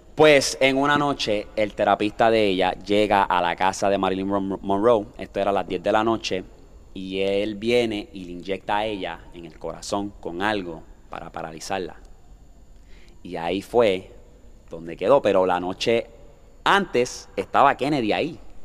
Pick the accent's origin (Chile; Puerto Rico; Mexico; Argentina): Puerto Rico; Toa Baja; estamos aquí en mi pueblo